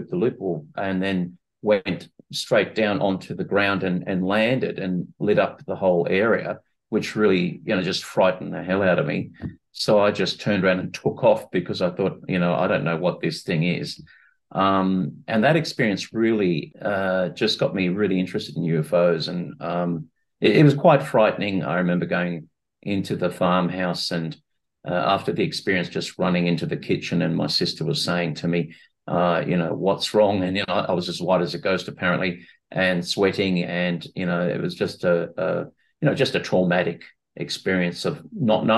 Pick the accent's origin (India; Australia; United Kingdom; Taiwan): Australia; Sydney, New South Wales; I'm from Sydney, Australia, and my education began with a Bachelor of Science degree at the University of Sydney